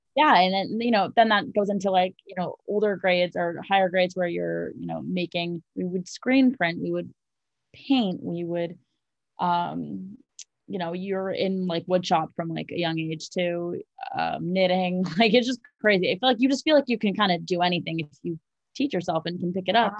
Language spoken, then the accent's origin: English; New York City, New York, United States; moved away as an adult; also born or lived in North Carolina / Los Angeles; I was born and raised in Manhattan